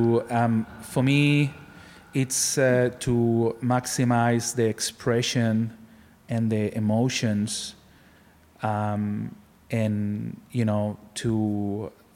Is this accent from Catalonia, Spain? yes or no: yes; Barcelona, Catalonia, Spain; now in Australia; I'm from Barcelona.